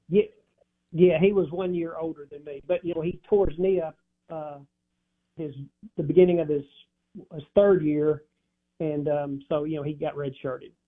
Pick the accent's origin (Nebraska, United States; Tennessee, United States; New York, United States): Tennessee, United States; Dyersburg; also born or lived in Starkville, Mississippi; Dyersburg, Tennessee